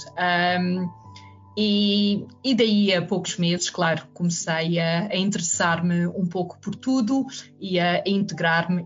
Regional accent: Lisbon, Portugal; moved away as an adult; also born or lived in Juvisy-sur-Orge, France / Ourém, Portugal; pequena, mesmo pequena aldeia um, durante a escola primária, que foi uma infância muito, muito feliz, e, uh, e é em Lisboa um, nos meus anos de adolescência até aos 19 anos

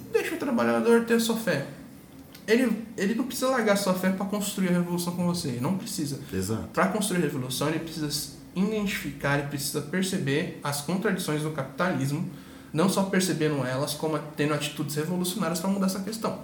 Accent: Brazil; a gente é português, a gente é brasileiro

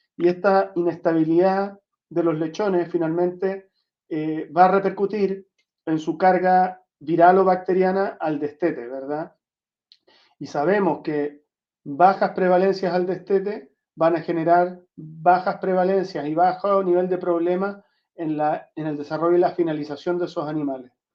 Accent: Chile; moved away; also born or lived in Santiago / southern Chile; nacido en Chile. Crecí entre Santiago y el sur de Chile

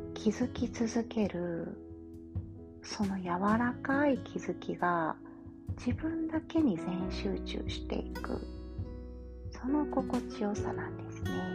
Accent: Kansai, Japan; accent: Kansai-ben; 関西弁が出ちゃったり

